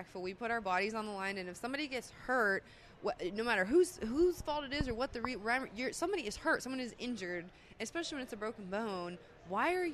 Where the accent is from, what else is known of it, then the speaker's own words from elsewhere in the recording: Pennsylvania, United States; I'm from Pennsylvania.